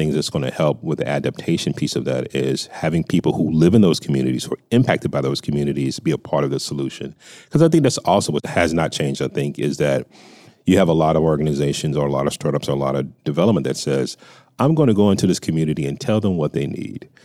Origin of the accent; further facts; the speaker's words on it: Texas, United States; now in California, United States; while I live in California now, I was born in Texas